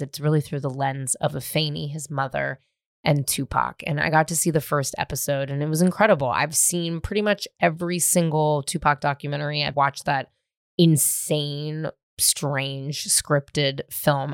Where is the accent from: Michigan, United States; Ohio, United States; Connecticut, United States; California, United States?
California, United States; Marin County; now in Los Angeles, United States; I was born and raised in Marin County